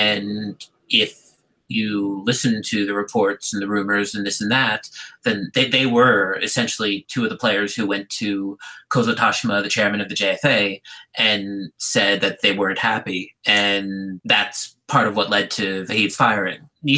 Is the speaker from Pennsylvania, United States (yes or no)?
yes; Philadelphia, Pennsylvania, United States; I'm from Philadelphia.